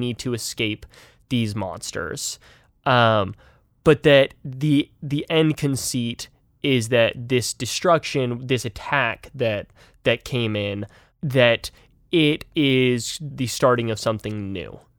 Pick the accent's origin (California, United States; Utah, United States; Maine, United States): Utah, United States; moved away; I'm originally from Utah